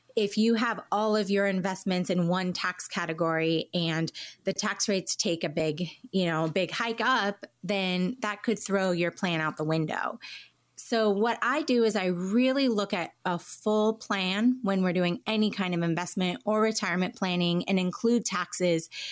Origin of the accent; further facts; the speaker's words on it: Southern California, United States; also born or lived in Washington, D.C.; I was born on the East Coast in D C, but moved to Southern California as a real young child and then have lived here most of my life